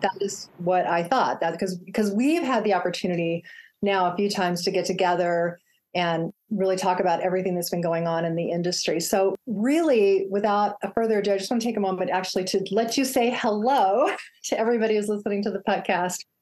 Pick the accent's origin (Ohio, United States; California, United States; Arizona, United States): Arizona, United States; Phoenix; my hometown of Phoenix, Arizona